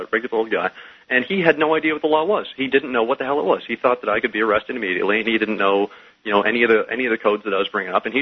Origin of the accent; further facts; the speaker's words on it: Dearborn, Michigan, United States; I'm 18 years old, and I come from Dearborn, which is the city with the highest Muslim population outside the Middle East. So I grew up, you know, during the time of 9/11